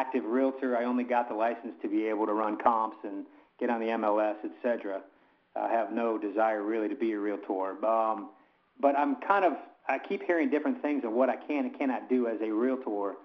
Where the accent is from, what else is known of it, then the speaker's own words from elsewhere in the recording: Bradenton, Florida, United States; I'm from Bradenton, Florida.